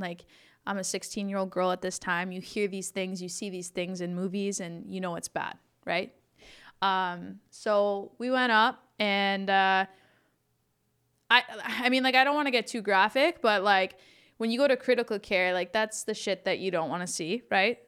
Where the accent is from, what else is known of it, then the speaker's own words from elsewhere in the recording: Listowel, Ontario, Canada; also born or lived in Arthur, Ontario / Palmerston, Ontario; now in Toronto, Canada; I grew up in Listowel